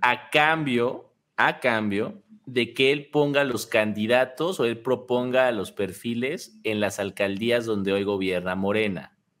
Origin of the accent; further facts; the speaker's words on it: Mexico; todos los mexicanos